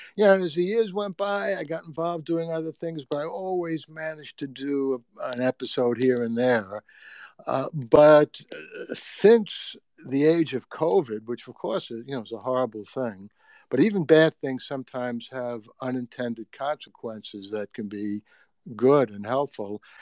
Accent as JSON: {"language": "English", "town": "New York City", "region": "New York", "country": "United States", "tie": "born or raised there", "said": "I grew up in the Bronx"}